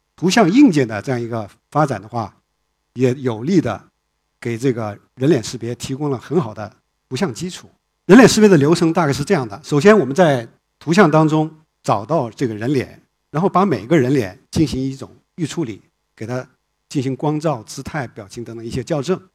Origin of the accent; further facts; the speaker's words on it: China; 我们在中国长大的